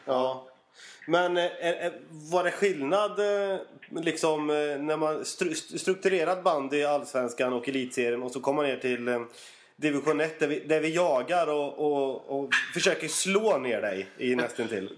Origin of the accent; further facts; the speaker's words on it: Otterbäcken, Västra Götaland, Sweden; now in Eskilstuna, Sweden; jag är ju från Otterbäcken